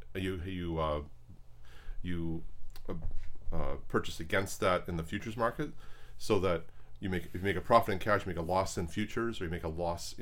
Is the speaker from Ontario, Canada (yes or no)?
no; Vancouver, British Columbia, Canada; moved away; I'm from Vancouver, Canada